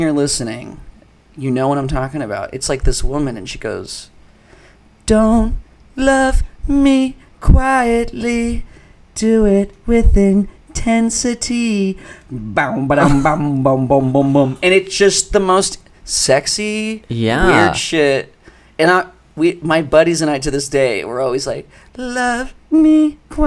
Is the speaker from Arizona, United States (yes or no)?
yes; Phoenix, Arizona, United States; I grew up in Phoenix, which is a, you know, a large city, but very spread out, like Los Angeles